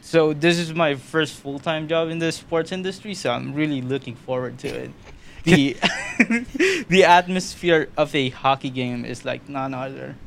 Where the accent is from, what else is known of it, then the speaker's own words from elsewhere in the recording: Philippines; moved away as an adult; now in Ottawa, Canada; I was born in the Philippines in 2017. I moved here